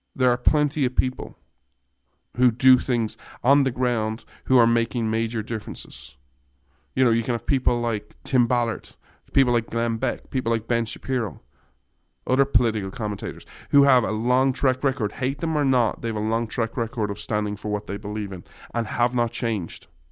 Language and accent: English; Ireland; moved away; I grew up in Ireland